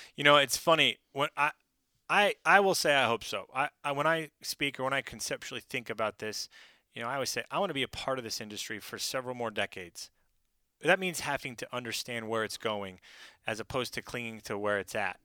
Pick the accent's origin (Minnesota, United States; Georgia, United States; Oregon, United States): Oregon, United States; moved away as an adult; also born or lived in Pacific Northwest; now in South Carolina, United States; I grew up in Oregon